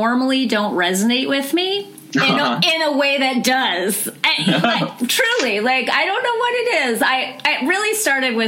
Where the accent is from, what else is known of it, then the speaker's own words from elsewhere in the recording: Los Angeles, California, United States; I'm from Los Angeles